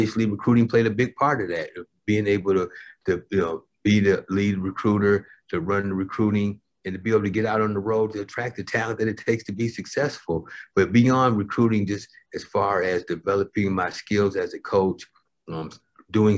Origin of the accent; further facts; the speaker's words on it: Iowa, United States; moved away; I'm from Iowa, about 120 miles away from Chicago. So I grew up watching WGN